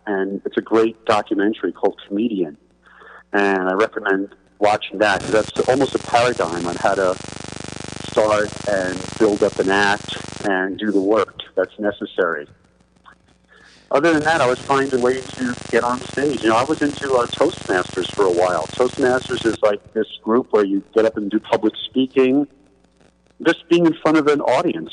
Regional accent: New York City, New York, United States; I'm from Queens, New York

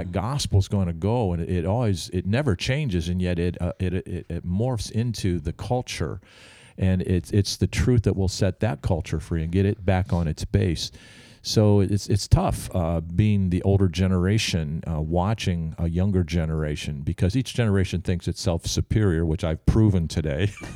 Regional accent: Albany, New York, United States; I'm from Albany, New York

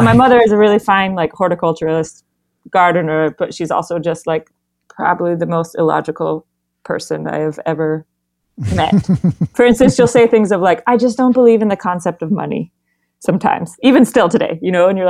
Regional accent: Berkeley, California, United States; also born or lived in Pacifica, California; I was born in Northern California. Berkeley, California.

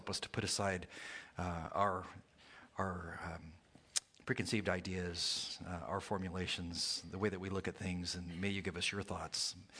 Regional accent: California, United States; When I went to college from 76 to 1980, I'm from California, so I went to Azusa Pacific University.

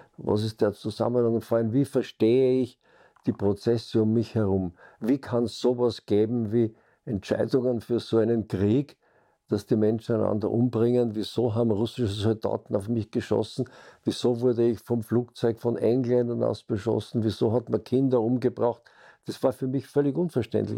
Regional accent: Vienna, Austria; Ich bin geboren 1937 in Wien, also noch zwischen den beiden Weltkriegen.

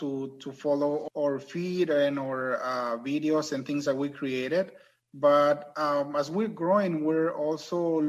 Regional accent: Mexico; accent: thick accent; English is a second language; now in United States; I was born and raised in Mexico

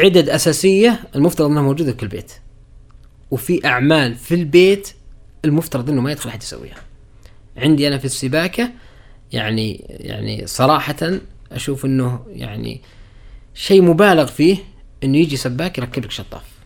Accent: Saudi Arabia; also born or lived in Riyadh; اني انا سعودي

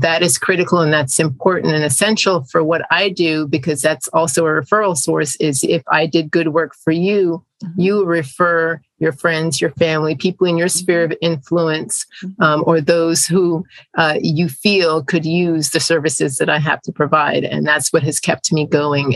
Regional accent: South Florida, United States; also born or lived in Jamaica; I'm an immigrant from Jamaica, which is a Caribbean island, um, English speaking, and my family migrated to the US when I was a child. And I grew up in South Florida

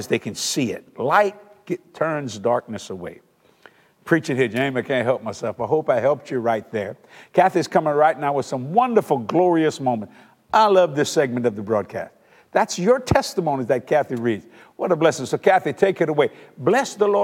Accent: South Louisiana, United States; we're from South Louisiana, and most people are raised Catholic

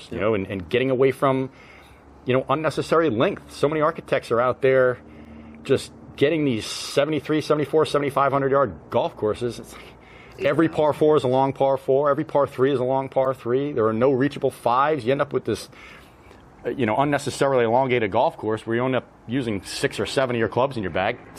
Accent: New England, United States; And I'm from New England. I've played, you know, I've played proper Donald Ross golf courses.

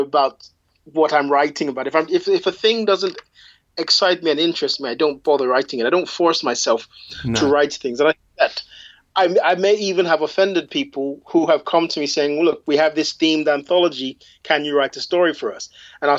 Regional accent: England, United Kingdom; I am English by birth and by background, and I also, you know, I'm also Yoruba

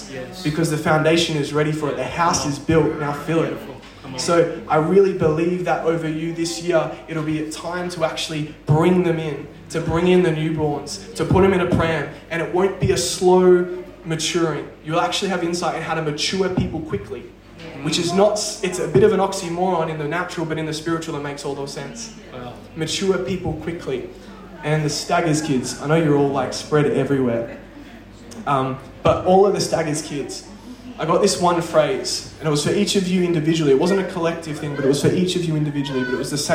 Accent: Perth, Western Australia, Australia; I'm from Perth

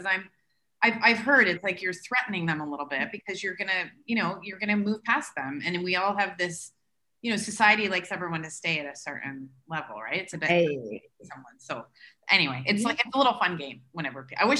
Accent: Canada; moved away as an adult; now in United Arab Emirates; I came from Canada in 2008 with my bowls and my Tupperware

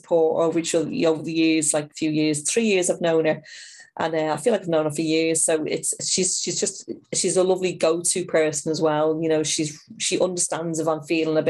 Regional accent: Dublin, Leinster, Ireland; now in Liverpool, United Kingdom; I'm in my 50s and I'm from Dublin

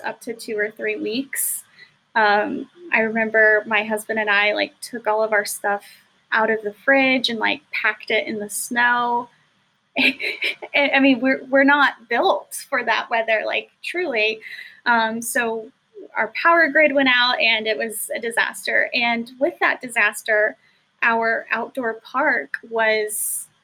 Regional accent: Texas, United States; we're from Texas. We have a lot of Texas pride.

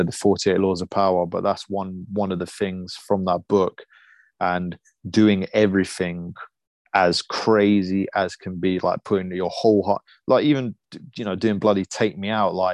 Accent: Lithuania; now in United Kingdom; I was born in Lithuania

